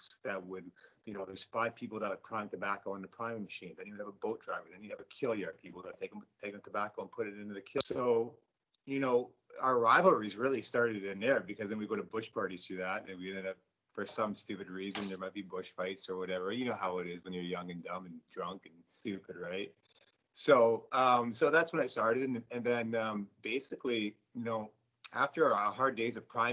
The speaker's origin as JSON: {"language": "English", "town": "Delhi", "region": "Ontario", "country": "Canada", "tie": "born or raised there", "also_born_or_lived": "Simcoe, Ontario", "said": "I live in Delhi, which is just a little bit west of there. And so that's kind of where I grew up."}